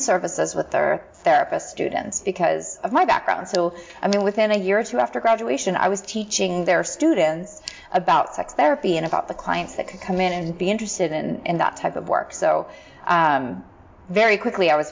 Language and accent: English; Philadelphia, Pennsylvania, United States; moved away; in Philadelphia. Yeah. My hometown.